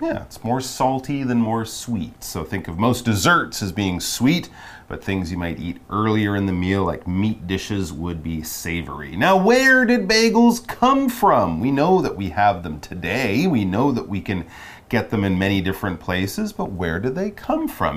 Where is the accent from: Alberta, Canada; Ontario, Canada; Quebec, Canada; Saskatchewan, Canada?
Quebec, Canada; Montreal; I'm from Montreal, Canada